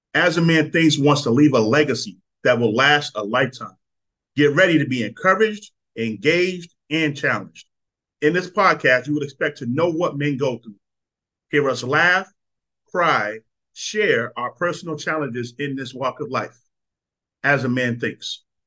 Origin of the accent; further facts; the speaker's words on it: Boston, Massachusetts, United States; moved away; I'm from Boston.